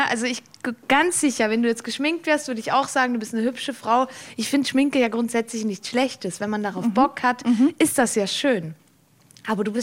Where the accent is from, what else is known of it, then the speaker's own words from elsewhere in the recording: Valais, Switzerland; Ich bin aus dem Wallis, meine Familie ist da, das war immer schon